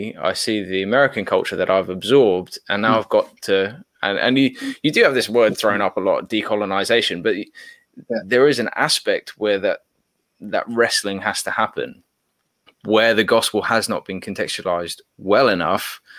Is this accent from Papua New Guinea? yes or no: yes; Papua New Guinea; So growing up in Papua New Guinea, I was around a lot of Americans, a lot of Australians, a lot of Westerners in Papua New Guinea